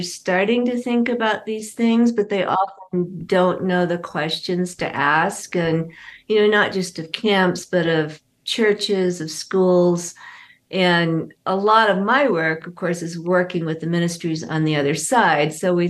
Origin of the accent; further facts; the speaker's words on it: Indonesia; Well, I grew up in Indonesia. My parents were doing work with an unreached people group